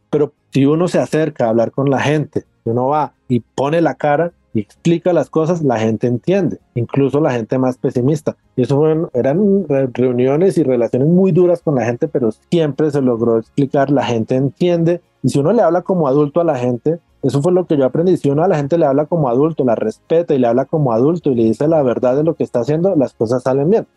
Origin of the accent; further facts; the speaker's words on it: Cali, Valle del Cauca, Colombia; moved away; also born or lived in Bogotá; Yo nací, yo crecí en Cali